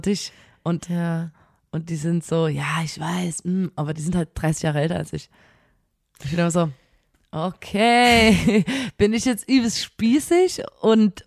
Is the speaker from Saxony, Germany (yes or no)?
yes; Chemnitz, Saxony, Germany; wir kommen aus Chemnitz, hier gibt es kein Meer